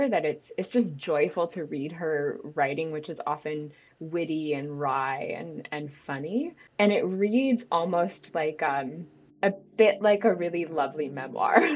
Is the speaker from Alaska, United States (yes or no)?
no; Syracuse, New York, United States; I'm from Syracuse